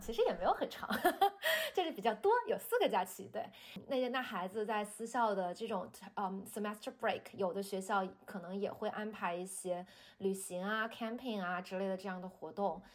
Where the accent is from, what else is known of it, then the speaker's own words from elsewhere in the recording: China; 咱们中国人呢，这个思维就是我们从小学的这种辩证的看问题